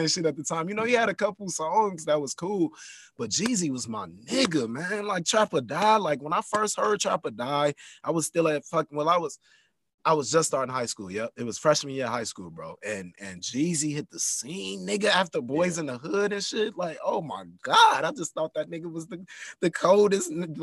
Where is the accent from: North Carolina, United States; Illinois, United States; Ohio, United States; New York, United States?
Illinois, United States; Chicago; I'm from Chicago